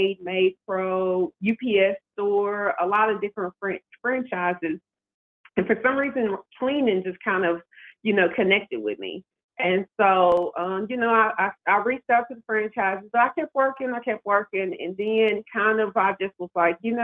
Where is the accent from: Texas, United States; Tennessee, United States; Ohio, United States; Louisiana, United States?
Tennessee, United States; Nashville; moved away as an adult; now in Baltimore, United States; I'm from Nashville, Music City, Tennessee